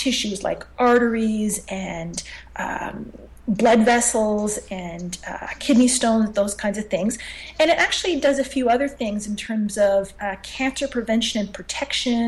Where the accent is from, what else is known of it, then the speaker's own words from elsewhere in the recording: Montreal, Quebec, Canada; I'm born and raised in Montreal